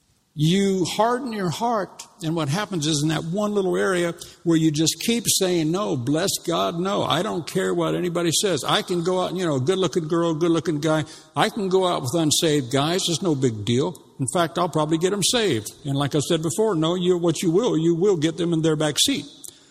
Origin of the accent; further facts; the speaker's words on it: United States; moved away as an adult; when I came over here 31, 32 years ago, I mean, I come from the States